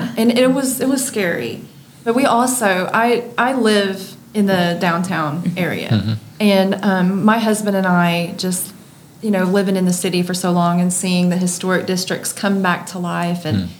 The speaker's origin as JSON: {"language": "English", "town": "Marion", "country": "United States", "tie": "born or raised there", "also_born_or_lived": "Dallas-Fort Worth, Texas", "moved": "as an adult"}